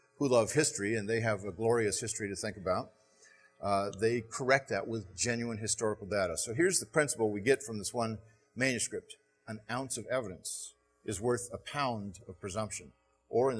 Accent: Southern California, United States; now in Texas, United States; I grew up in Southern California.

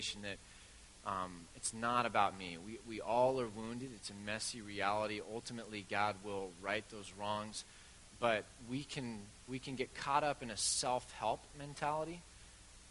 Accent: Bend, Oregon, United States; it's my hometown

